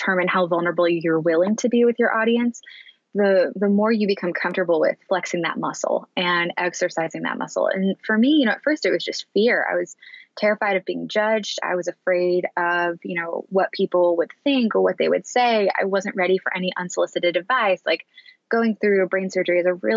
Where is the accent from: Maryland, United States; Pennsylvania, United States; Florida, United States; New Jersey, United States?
Maryland, United States; Annapolis; now in San Francisco, United States; my hometown of Annapolis